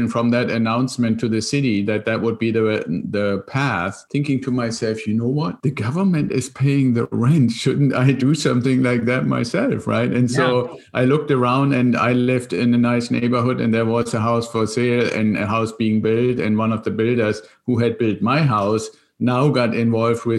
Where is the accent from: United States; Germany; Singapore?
Germany; moved away as an adult; there's still some of the accent as your audience and you can hear, I'm originally from Germany and came over here in an exchange program with the Air Force